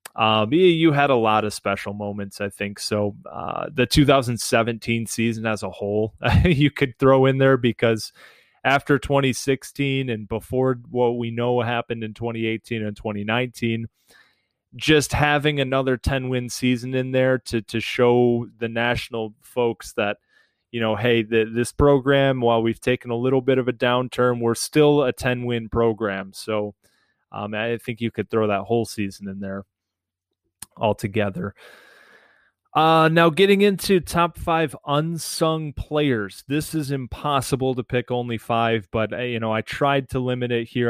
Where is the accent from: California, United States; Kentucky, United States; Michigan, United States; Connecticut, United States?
Michigan, United States; Detroit; as a young kid growing up in Metro Detroit where everybody else is a Michigan fan